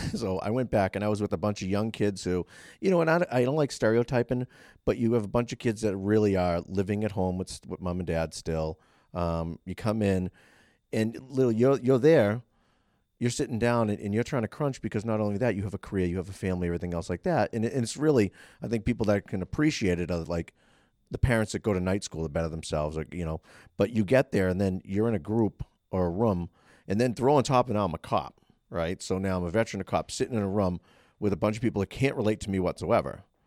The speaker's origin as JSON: {"language": "English", "town": "Boston", "region": "Massachusetts", "country": "United States", "tie": "born or raised there", "said": "I grew up in the Boston scene"}